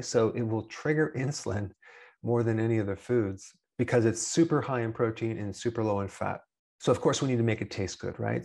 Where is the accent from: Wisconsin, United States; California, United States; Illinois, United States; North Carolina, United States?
Wisconsin, United States; I'm from Wisconsin and I'm also an American.